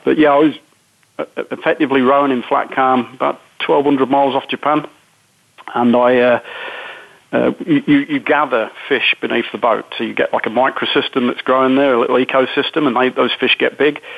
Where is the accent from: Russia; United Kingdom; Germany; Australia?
United Kingdom; being typically British